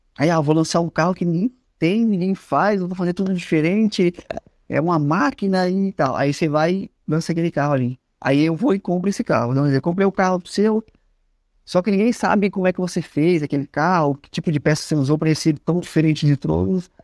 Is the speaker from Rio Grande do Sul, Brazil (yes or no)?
no; São Paulo, Brazil; moved away as an adult; also born or lived in Curitiba; now in São José dos Pinhais, Brazil; E eu sou de São Paulo, né? Vai fazer 17, quase 18 anos que eu tô morando em Curitiba